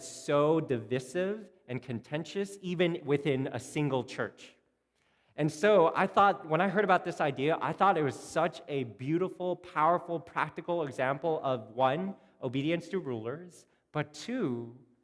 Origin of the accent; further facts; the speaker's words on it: Canada; we're Canadian